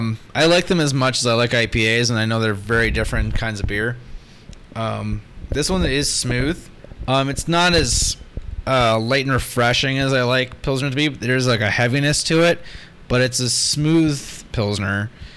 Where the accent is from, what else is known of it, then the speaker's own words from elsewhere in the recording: Canadian Prairies, Canada; I'm a Canadian prairie folk, man.